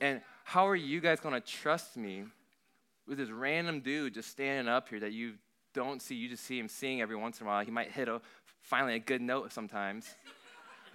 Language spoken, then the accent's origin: English; Bourbonnais, Illinois, United States; also born or lived in Santa Rosa, California / Philadelphia / Cincinnati; Then moved to Philly for 2 years, moved to Cincinnati for 5 years, and of all places, my dad decided to end up in Bourbonnais, Illinois when I was 8 years old